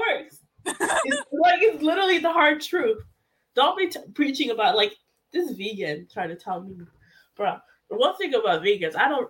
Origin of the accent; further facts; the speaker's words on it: Haiti; now in United States; I was born in Haiti. I'm proud to be American.